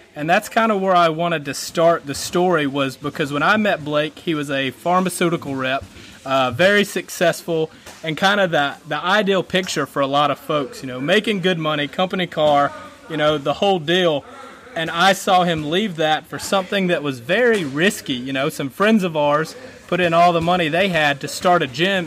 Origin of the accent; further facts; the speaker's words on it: Anderson, South Carolina, United States; my hometown, Anderson, South Carolina